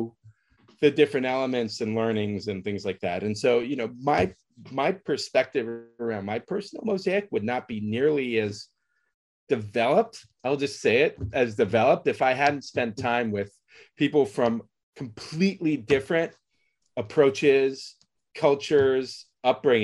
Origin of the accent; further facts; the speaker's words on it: San Francisco, California, United States; I grew up in San Francisco during a particular period